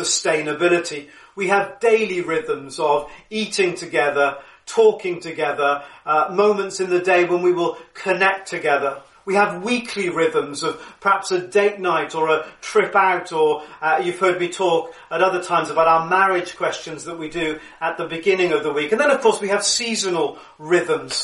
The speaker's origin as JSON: {"language": "English", "town": "Cardiff", "region": "Wales", "country": "United Kingdom", "tie": "born or raised there", "said": "just down the road from where I lived growing up in Cardiff, Roath Park Lake"}